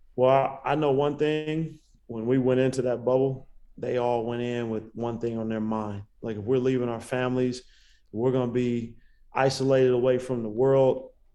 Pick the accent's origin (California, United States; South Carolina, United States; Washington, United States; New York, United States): California, United States; Bay Area; I'm from the Bay Area